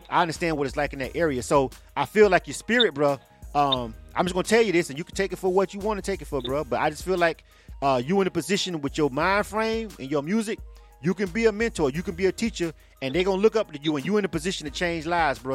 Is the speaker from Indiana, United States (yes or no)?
no; Panama City, Florida, United States; now in Atlanta, United States; I'm born and raised in Florida. I'm from Panama City.